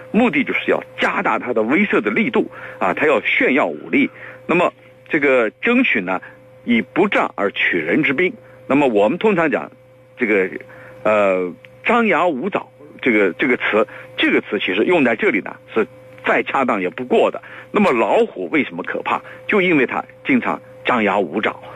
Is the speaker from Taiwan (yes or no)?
no; China; 我们中国人，刚才我讲了，我们东方人他是比较内敛的